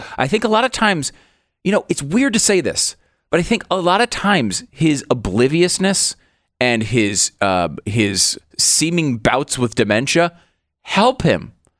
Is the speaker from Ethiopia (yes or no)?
no; Northeast, United States; I understand that it's different culture than when I grew up in the East Coast, the Northeast.